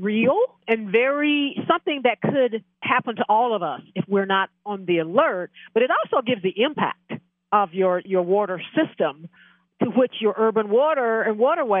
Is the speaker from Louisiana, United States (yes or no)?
no; Austin, Texas, United States; my hometown of Austin, Texas